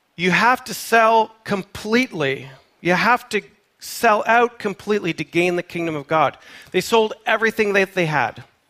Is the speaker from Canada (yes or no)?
yes; Canada; moved away; I am a Canadian, born and raised